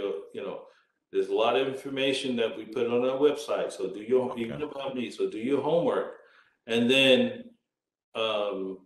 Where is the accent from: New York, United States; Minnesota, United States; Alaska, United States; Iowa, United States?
New York, United States; New York City; moved away; also born or lived in Brooklyn, New York / Berkeley, California; I was born in Brooklyn, raised in Queens.